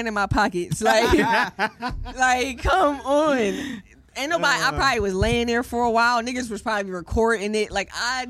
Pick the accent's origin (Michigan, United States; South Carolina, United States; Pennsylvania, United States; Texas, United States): Pennsylvania, United States; Philadelphia; Kids was getting shot when I was growing up in South Philly, heavy, like, and it was a lot of shooting.